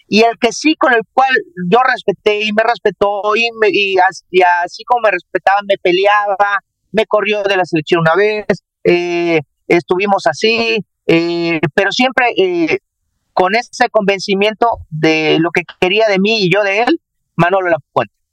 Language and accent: Spanish; Jarocho, Veracruz, Mexico; now in Monterrey, Mexico; como todo jarocho, eh, enojón, peleonero